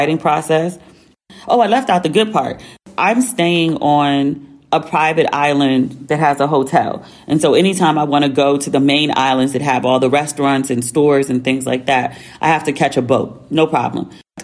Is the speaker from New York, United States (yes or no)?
yes; New York City, New York, United States; St. John's between Kingston and Albany, Brooklyn.